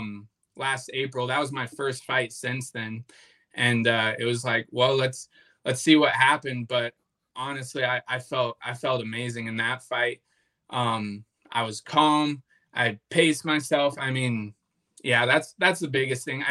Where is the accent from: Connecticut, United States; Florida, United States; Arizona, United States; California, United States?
Arizona, United States; Flagstaff; he had an affiliate gym up in Flagstaff, which is where I was born and raised